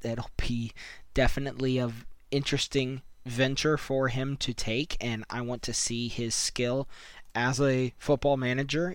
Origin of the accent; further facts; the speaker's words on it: United States; being an American